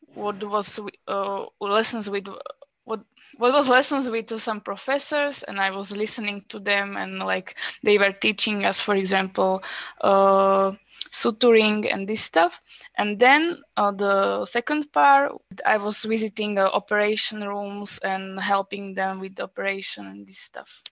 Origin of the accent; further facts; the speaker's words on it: Slovakia; moved away as an adult; also born or lived in Czech Republic; I'm a Slovak girl. I was born in Slovakia, but I studied medicine in Czech Republic.